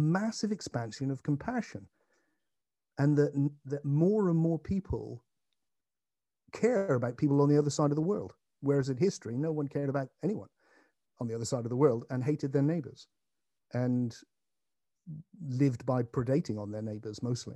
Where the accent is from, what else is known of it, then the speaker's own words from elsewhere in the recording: England, United Kingdom; I'm an Englishman.